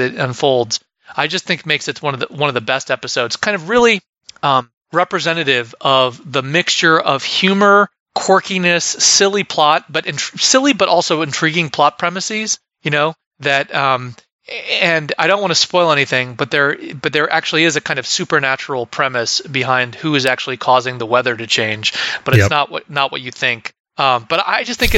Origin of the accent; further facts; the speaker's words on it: Ohio, United States; growing up in Ohio